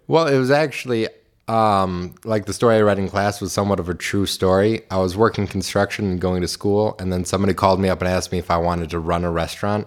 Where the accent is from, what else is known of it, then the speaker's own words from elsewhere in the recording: Clinton Township, Michigan, United States; I grew up in Clinton Township, still live in Clinton